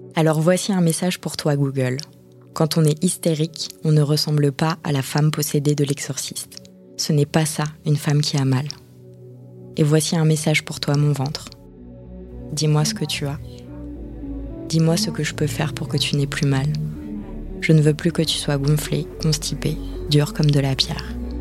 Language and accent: French; France; quand on est française